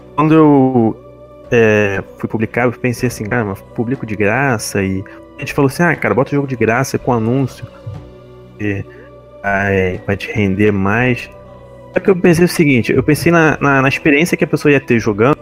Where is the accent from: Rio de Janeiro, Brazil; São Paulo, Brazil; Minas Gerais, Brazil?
Rio de Janeiro, Brazil; eu sou da capital aqui do Rio de Janeiro